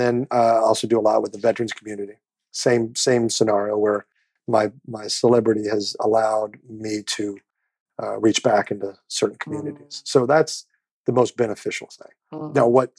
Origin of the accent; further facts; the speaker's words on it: Kansas City, Missouri, United States; I've used what little celebrity I have to do wonderful things in my hometown of Kansas City.